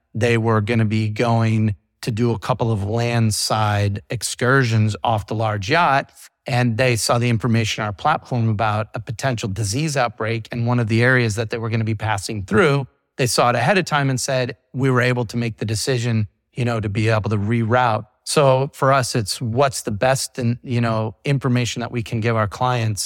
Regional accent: Iowa, United States; moved away as an adult; now in Florida, United States; I grew up in the big maritime state of Iowa.

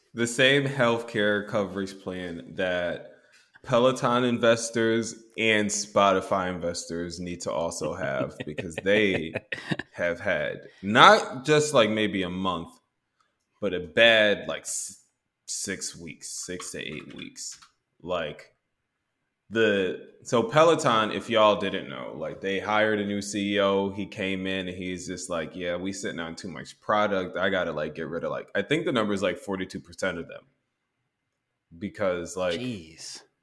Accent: Texas, United States; I'm from Texas.

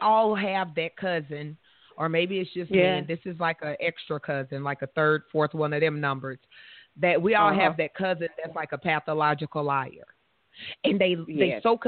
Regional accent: the South, United States; I'm from the South.

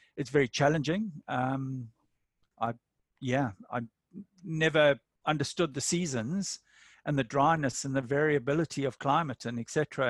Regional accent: Durban, KwaZulu-Natal, South Africa; moved away as an adult; also born or lived in Botswana; now in New England region, New South Wales, Australia; I'm South African from Durban

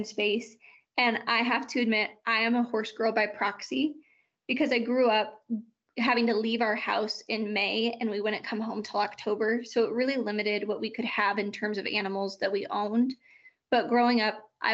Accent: Lakeport, California, United States; moved away as an adult; also born or lived in Bay Area, California; now in Wyoming, United States; I'm originally from a really small town called Lakeport in California

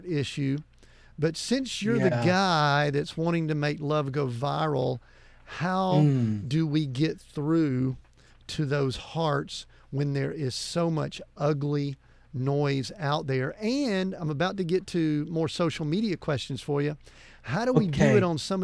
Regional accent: Deep South, United States; I grew up in the Deep South.

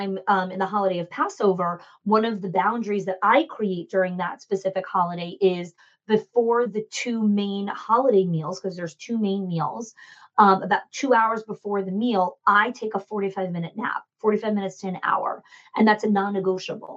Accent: New Jersey, United States; I grew up in Jersey.

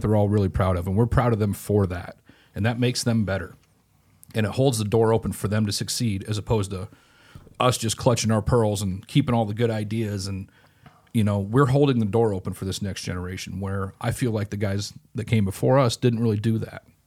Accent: Grinnell, Iowa, United States; in Grinnell, Iowa, where I'm from

